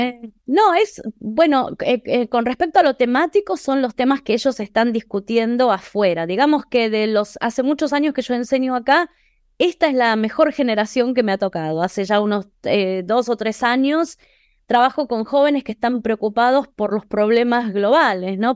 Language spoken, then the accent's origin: Spanish; Buenos Aires, Argentina; moved away as an adult; now in Boston, United States; soy argentina de Buenos Aires y vivo en Boston hace 23 años.